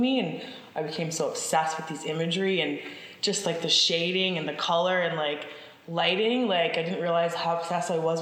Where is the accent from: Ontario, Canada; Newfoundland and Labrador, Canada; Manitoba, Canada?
Newfoundland and Labrador, Canada; I'm from Newfoundland. So we used to drive from St. John's to Stephenville to my grandmother's house